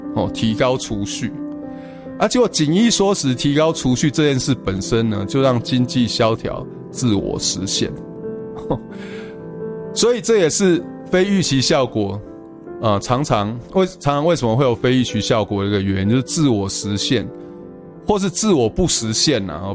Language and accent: Chinese; Taiwan; 我们台湾人